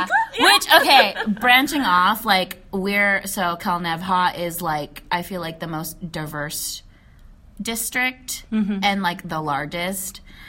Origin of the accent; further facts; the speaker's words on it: United States; because, yeah, I'm Filipino, and yes, I'm American, but I feel like it's a different breed when you're Filipino-American.